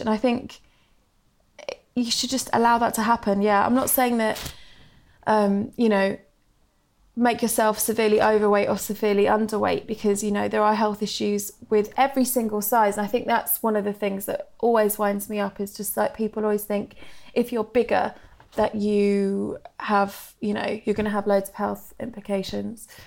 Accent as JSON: {"language": "English", "area": "Suffolk", "region": "East of England", "country": "United Kingdom", "moved": "yes", "lives_now": "London, United Kingdom", "said": "Obviously, I live in London now, but I'm from Suffolk"}